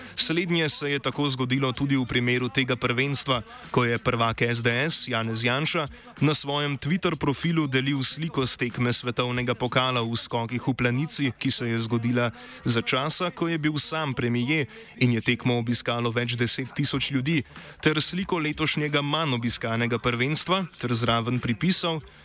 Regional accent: Slovenia

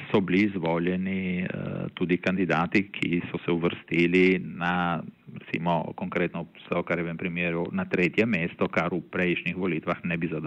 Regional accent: Friuli-Venezia Giulia, Italy; Slovenci smo se v glavnem eh, v zadnjih letih, kljub razlikam, ne, ker tudi bi rekel, znotraj slovenske manjšine

